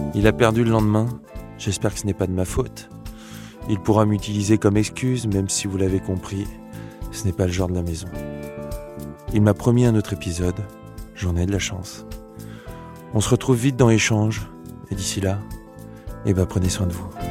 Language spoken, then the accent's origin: French; Bourg-en-Bresse, Auvergne-Rhône-Alpes, France; je viens de Bourg-en-Bresse